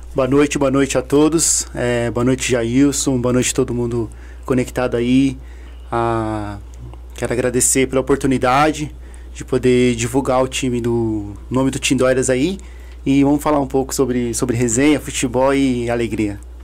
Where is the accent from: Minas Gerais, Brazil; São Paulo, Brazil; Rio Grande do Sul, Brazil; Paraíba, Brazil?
São Paulo, Brazil; A gente vem de um bairro lá do Chácara Santa Amaro